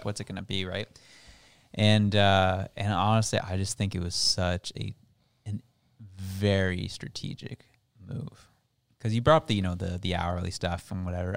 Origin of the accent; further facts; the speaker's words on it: Canada; They rip me as a Canadian